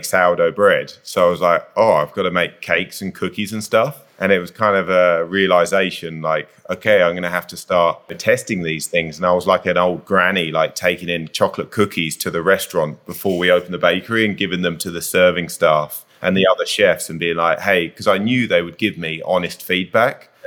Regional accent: Kent, South East England, United Kingdom; now in Whistler, Canada; Southeast of England in Kent. So really, really rural out in the countryside

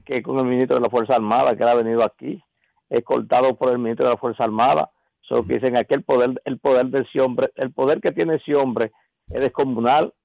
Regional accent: San Juan de la Maguana, San Juan, Dominican Republic; Mi pueblo, natal. San Juan de la Maguana

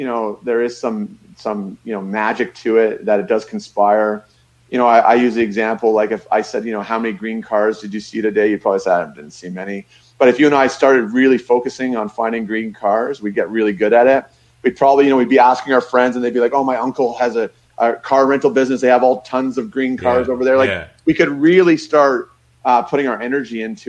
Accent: Niagara Falls, Ontario, Canada; I grew up in Niagara Falls.

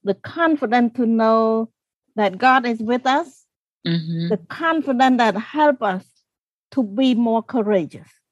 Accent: Cambodia; English is a second language; moved away

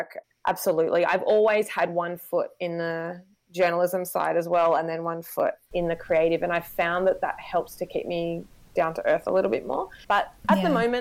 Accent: Wagga Wagga, New South Wales, Australia; also born or lived in Sydney; I live in a country town in regional New South Wales called Wagga Wagga, which is my hometown where I grew up

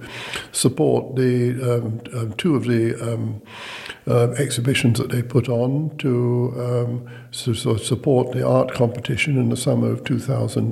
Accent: London, United Kingdom; moved away as an adult; now in Shrewsbury, United Kingdom; I come from London

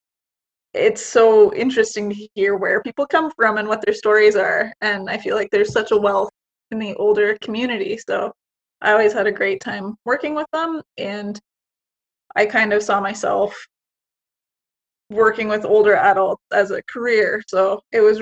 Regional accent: Canada; I'm Canadian

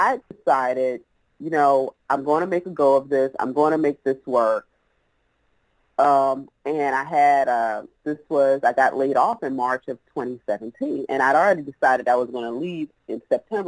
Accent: South Carolina, United States; accent: Southern; I was dirt road born and raised in South Carolina, which is where I'm actually doing this interview from.

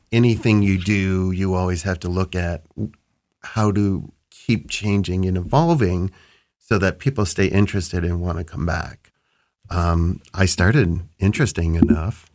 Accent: Cleveland, Ohio, United States; I grew up in the Cleveland burbs, went to Cleveland State

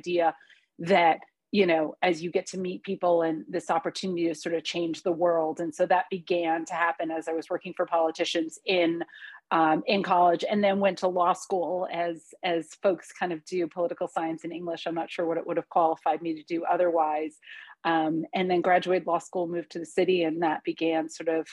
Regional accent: United States; first language Hungarian; English is a second language; I am first generation American, so both my parents are immigrants

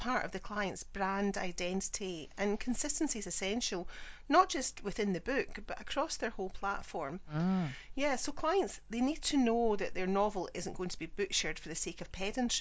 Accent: Scotland, United Kingdom; I'm the Scottish one

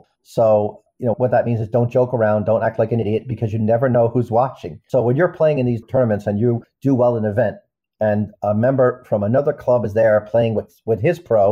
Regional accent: Ireland; moved away as an adult; now in United States; I was born in America, raised in Ireland

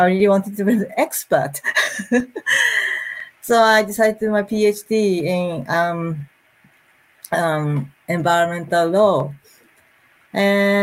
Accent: Tokyo, Japan; moved away as an adult; now in Nagano, Japan; I was brought up in Tokyo, but 8 years ago, I decided to move to this area

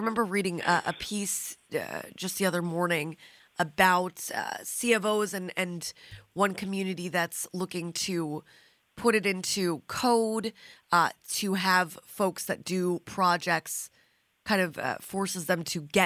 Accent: New Jersey, United States; now in Long Island, United States; I grew up in Jersey, in North Jersey

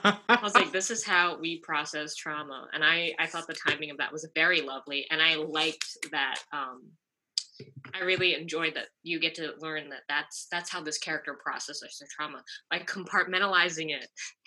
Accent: Chicago, Illinois, United States; I'm from Chicago.

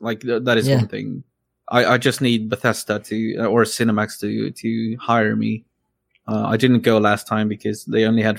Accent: Stockholm, Stockholm County, Sweden; English is a second language; I'm born and raised in Stockholm, Sweden.

